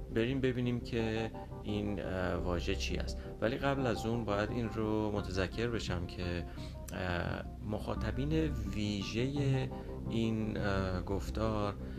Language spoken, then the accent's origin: Persian; Iran; moved away; اکثرا ایرانی های خارج از ایران